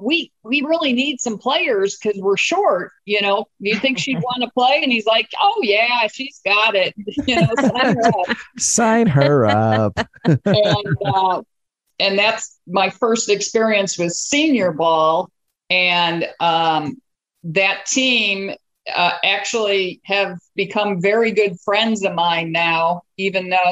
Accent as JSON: {"language": "English", "town": "Chicago", "region": "Illinois", "country": "United States", "tie": "born or raised there", "said": "I grew up in the Chicagoland area, oldest of seven kids."}